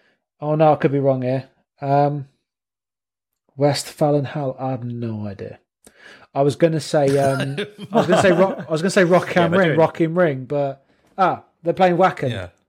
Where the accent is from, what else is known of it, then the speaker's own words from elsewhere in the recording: High Wycombe, South East England, United Kingdom; The band you're thinking of is …, because they're from my own my hometown of High Wycombe.